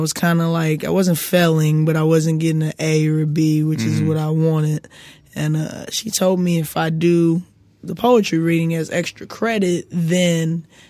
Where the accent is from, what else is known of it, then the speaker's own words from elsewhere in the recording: Los Angeles, California, United States; I grew up on the west side of South Central.